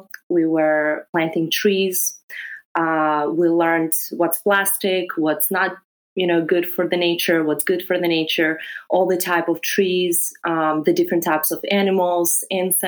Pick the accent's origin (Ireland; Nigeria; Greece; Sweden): Greece; English is a second language; moved away as an adult; also born or lived in Serbia / Belgrade, Serbia; now in New York City, United States; I'm originally from Serbia. Mm-hmm. I was born in Serbia. I grew up in Greece, though, so I spent half of my life in Greece.